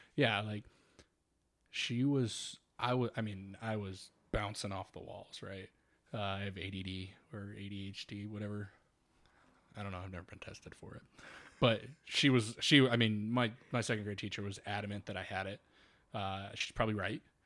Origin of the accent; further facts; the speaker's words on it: Northwest Indiana, United States; being from Northwest Indiana and being a huge Cubs fan